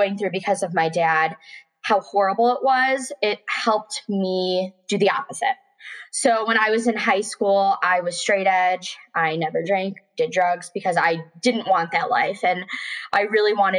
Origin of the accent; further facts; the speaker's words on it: Buffalo, New York, United States; moved away as an adult; now in Richmond, United States; I'd never really left my hometown.